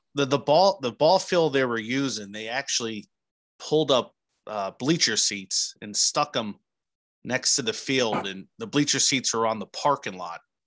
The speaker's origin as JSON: {"language": "English", "region": "New Jersey", "country": "United States", "tie": "born or raised there", "said": "I grew up in New Jersey"}